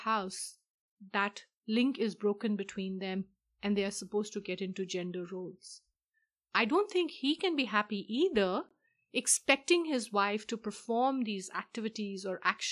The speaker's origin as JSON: {"language": "English", "country": "India", "moved": "yes", "said": "I am from India myself"}